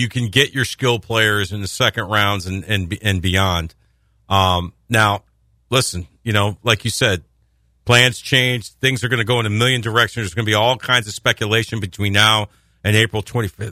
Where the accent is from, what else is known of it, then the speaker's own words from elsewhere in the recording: East Coast, United States; moved away; I'm from the East Coast, born and raised